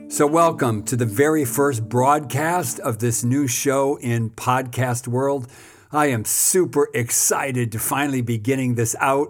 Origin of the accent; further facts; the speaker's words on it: United States; moved away as an adult; now in South Africa; I'm an American pastor who has spent the last almost thirty years in South Africa.